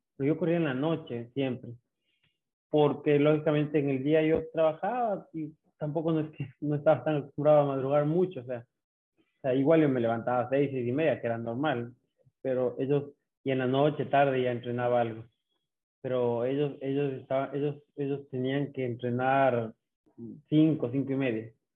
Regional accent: Ambato, Tungurahua, Ecuador; also born or lived in Quito; now in Guayaquil, Ecuador; nacido en Quito, pero eh, viví en Ambato desde año y medio

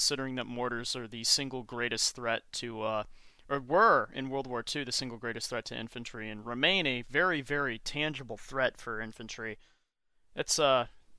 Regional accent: United Kingdom; I'm a British weirdo that works for GW

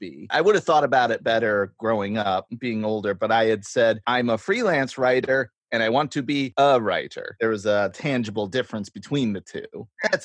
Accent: Greene, New York, United States; now in Binghamton, United States; I'm from Green, one county over

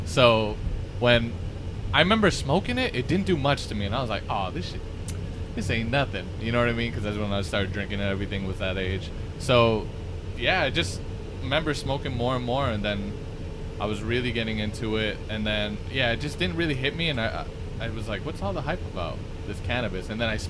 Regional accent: Las Vegas, Nevada, United States; Las Vegas.

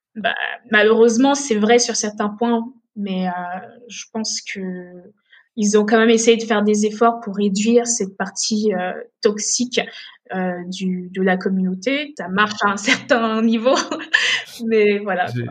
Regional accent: Benin; also born or lived in Togo; now in France; je me souviens de mon enfance au Bénin. Et c'est en grandissant, en allant à l'école au Bénin

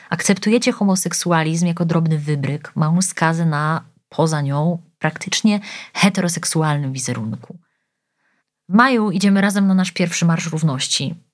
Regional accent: Białystok, Podlaskie Voivodeship, Poland; Gdy kończy się semestr, muszę wrócić do domu na wakacje. Jestem z Białego Stoku.

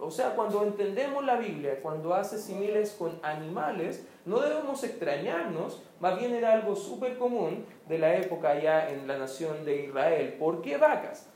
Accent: Chile; como se dice en buen chileno

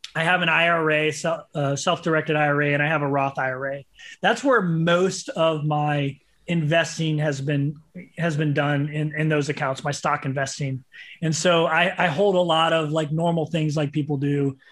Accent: St. Louis, Missouri, United States; I was from Saint Louis

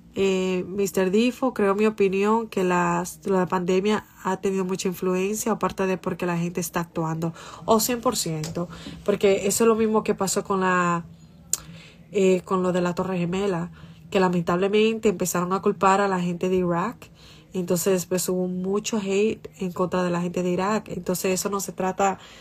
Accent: Santo Domingo Este, Distrito Nacional, Dominican Republic; now in Boston, United States; yo estaba como en séptimo de primaria y yo estaba de camino para mi casa en, la onza. ¡Oh! La onza y la onza tomaba como dos horas, para yo, dos horas, una hora y pico, para llegar a los mameyes desde la independencia

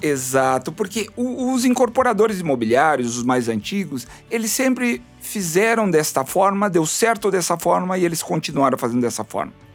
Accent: Rio Grande do Sul, Brazil; Eu sou do Rio Grande do Sul

